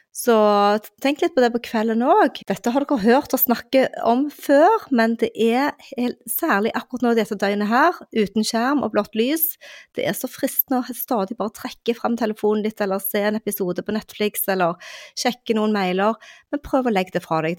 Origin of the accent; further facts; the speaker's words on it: Western Norway, Norway; på Vestlandet, der jeg kommer fra